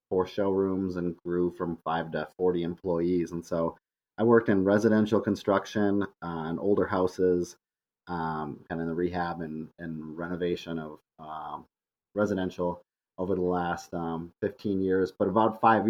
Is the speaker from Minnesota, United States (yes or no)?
yes; Minneapolis, Minnesota, United States; also born or lived in Grand Forks, North Dakota; I'm from Minneapolis. Grew up in this city